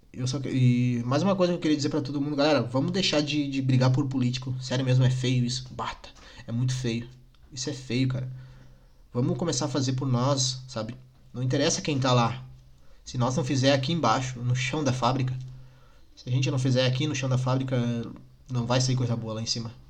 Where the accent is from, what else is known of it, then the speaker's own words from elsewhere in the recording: Nova Petrópolis, Rio Grande do Sul, Brazil; eu sou de Nova Petrópolis